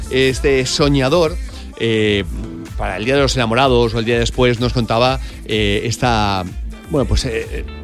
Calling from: Barcelona, Catalonia, Spain; Hola, Cárdenas, buenos días. … de Barcelona.

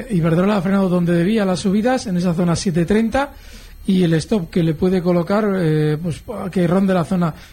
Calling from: Madrid, Community of Madrid, Spain; de Madrid.

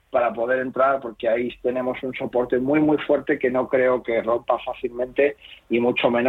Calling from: Segovia, Castile and León, Spain; soy … de Segovia

